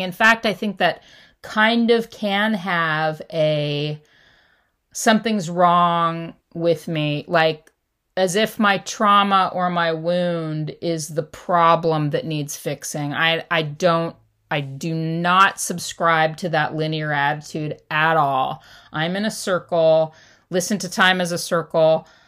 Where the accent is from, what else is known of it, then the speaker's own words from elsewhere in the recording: Los Angeles, California, United States; I grew up in Southern California and Los Angeles